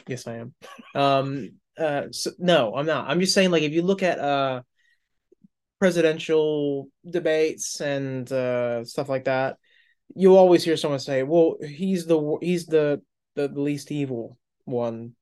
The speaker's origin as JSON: {"language": "English", "country": "United States", "tie": "born or raised there", "said": "I was born in the United States"}